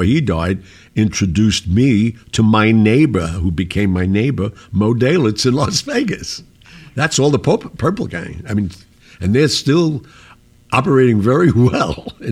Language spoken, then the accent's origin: English; Sicily, Italy; I'm from Sicily